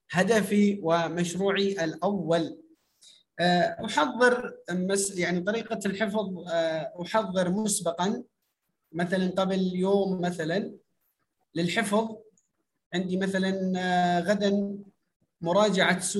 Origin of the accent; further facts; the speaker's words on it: Iraq; عندنا في العراق يسمونها حاسبات